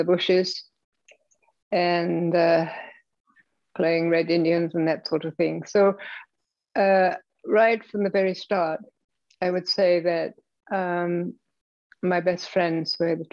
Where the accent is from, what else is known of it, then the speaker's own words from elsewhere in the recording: London, England, United Kingdom; Well, I was born in England. In London, shortly before World War II, 1938.